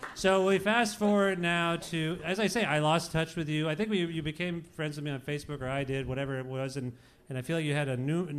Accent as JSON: {"language": "English", "town": "Cambridge", "region": "Ontario", "country": "Canada", "tie": "born or raised there", "said": "I grew up in Cambridge"}